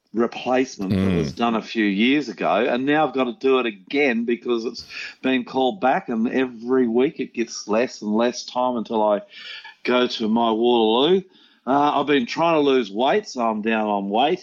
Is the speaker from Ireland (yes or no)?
no; New Zealand; now in Brisbane, Australia; We're living in New Zealand. I'm an Australian. But we were living in New Zealand. I was brought up in New Zealand